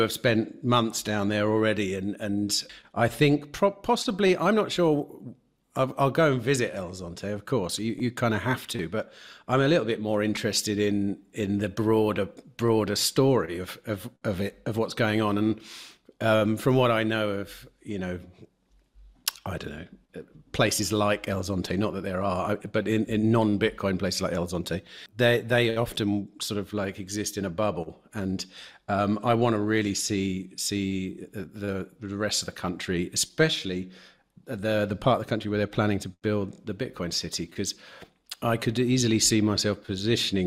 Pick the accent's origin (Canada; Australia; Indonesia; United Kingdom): United Kingdom; England; moved away as an adult; also born or lived in Spain; now in Mexico; an English person like myself